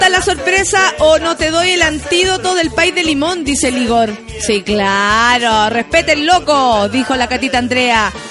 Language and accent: Spanish; Dominican Republic; Soy dominicana, no tengo el acento, pero te queda genial. Yo no, tengo acento de dominicana, no sé cómo hablan los dominicanos.